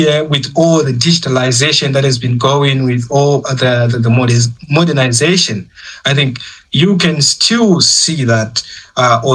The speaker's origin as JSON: {"language": "English", "country": "Zimbabwe", "moved": "as an adult", "lives_now": "China", "said": "I'm from the Republic of Zimbabwe, and which is located in the southern part of Africa."}